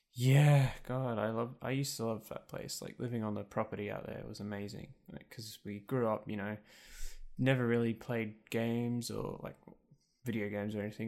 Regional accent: Muswellbrook, New South Wales, Australia; for about the first three years of my life, I lived in Musselbrook, and then we moved out of town. So I was, like, living outside of Mossebrook, so fifteen minutes from Mossebrook.

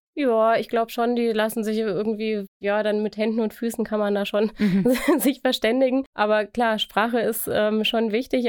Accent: Germany; also born or lived in Tunisia; als Deutsche

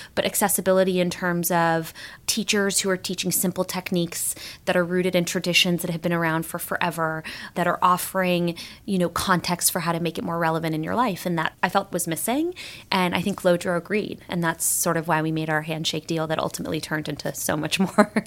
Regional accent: Los Angeles, California, United States; I was born and raised in Los Angeles, California

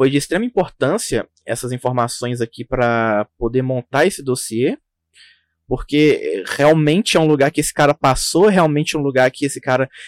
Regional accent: Caratinga, Minas Gerais, Brazil; Eu sou aqui do, de Minas também, Caratinga.

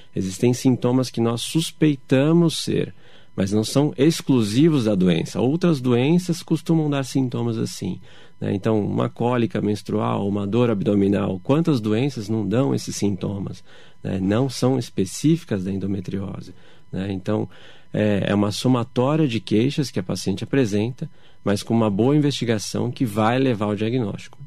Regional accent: São Paulo, Brazil; eu ainda sou de São Paulo

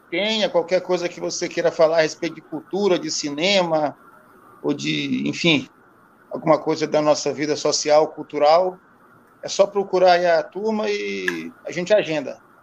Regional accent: São Luís, Maranhão, Brazil; born or raised there

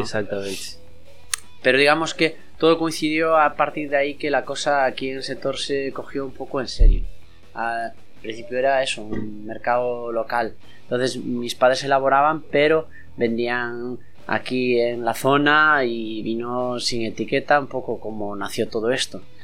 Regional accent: Castrelo, Galicia, Spain; mi pueblo

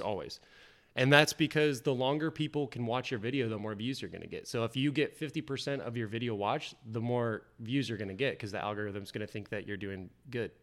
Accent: Indiana, United States; also born or lived in Kentucky / Denver, Colorado; now in Florida, United States; come from Indiana, went to school in Kentucky.

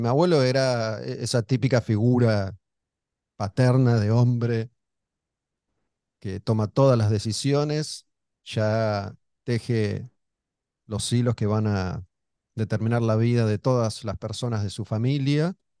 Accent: Olivos, Buenos Aires Province, Argentina; Cuando éramos chicos vivíamos en Olivos, cerca de Panamericana

